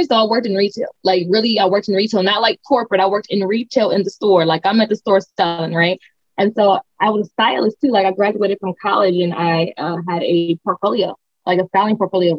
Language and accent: English; Akron, Ohio, United States; So I'm from Akron, Ohio. I went to art schools, like audition type art schools